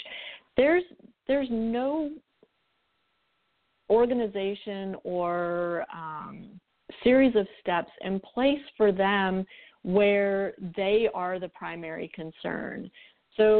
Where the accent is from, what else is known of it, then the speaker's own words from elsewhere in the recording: United States; we American parents